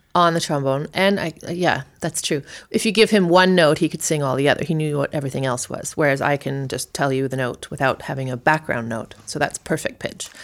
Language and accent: English; South Africa; moved away; we left South Africa